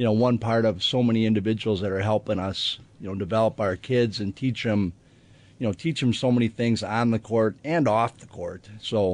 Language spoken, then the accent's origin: English; South Milwaukee, Wisconsin, United States; I grew up in South Milwaukee. I still live there